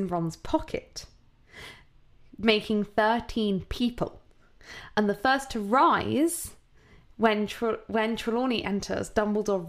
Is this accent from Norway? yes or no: no; United Kingdom; we're British